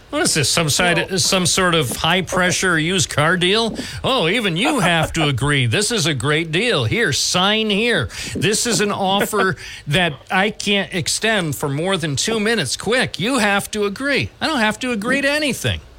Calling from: Owego, New York, United States; I'm calling from Owego, New York.

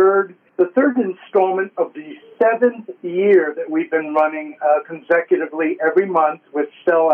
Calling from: New Jersey, United States; And I'm doing well from North Jersey here.

